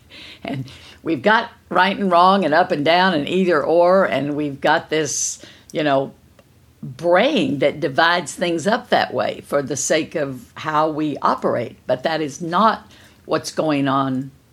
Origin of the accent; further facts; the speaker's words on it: Kerrville, Texas, United States; I'm from Kerrville, Texas